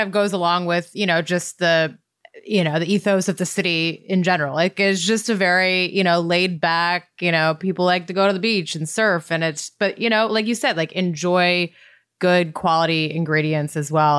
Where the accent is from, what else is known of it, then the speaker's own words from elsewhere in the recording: Montana, United States; moved away as an adult; now in San Diego, United States; I grew up in Montana, and so when I moved to San Diego, at, you know, age 22